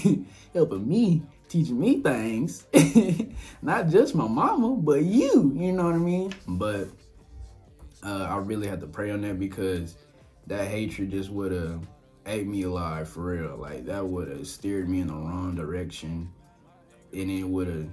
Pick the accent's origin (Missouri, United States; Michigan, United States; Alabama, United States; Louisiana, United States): Louisiana, United States; Shreveport; moved away; came from Shreveport, was born and raised Shreveport, Southern boy.